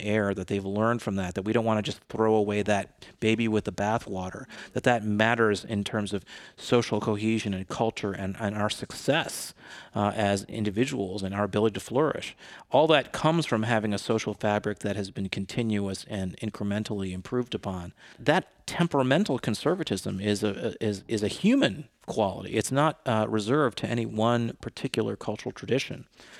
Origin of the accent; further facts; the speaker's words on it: Detroit, Michigan, United States; also born or lived in New York / Boston; I lived in New York for many years, but I grew up in the Detroit area.